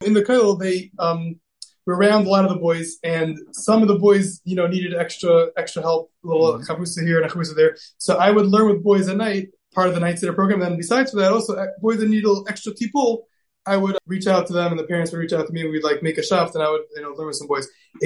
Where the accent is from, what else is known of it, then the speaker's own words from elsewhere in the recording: New York City, New York, United States; now in Cleveland, United States; So I grew up in Bayswater, New York. Most people refer to it as Far Rockaway.